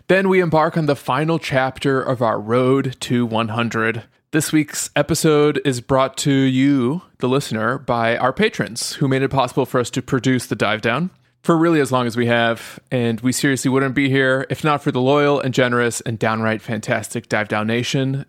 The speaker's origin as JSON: {"language": "English", "country": "United States", "also_born_or_lived": "Europe", "said": "Even though I'm an American, I was born in Europe"}